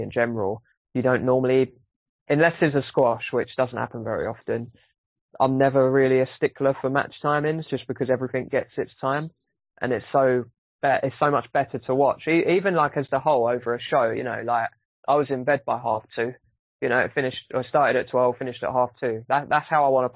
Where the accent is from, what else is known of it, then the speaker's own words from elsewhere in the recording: United Kingdom; as a British person